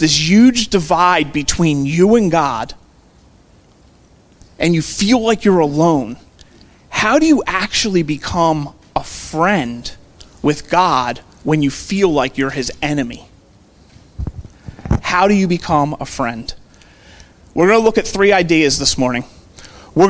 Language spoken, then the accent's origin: English; Philadelphia, Pennsylvania, United States; I grew up in Overbrook, so we go to Lankenol Medical Center right there on Lancaster Avenue